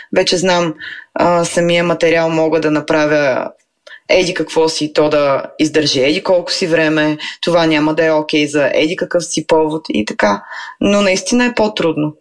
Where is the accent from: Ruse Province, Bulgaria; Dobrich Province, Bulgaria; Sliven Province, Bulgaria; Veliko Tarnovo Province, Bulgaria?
Veliko Tarnovo Province, Bulgaria; Veliko Tarnovo; now in Sofia, Bulgaria; аз съм от Велико Търново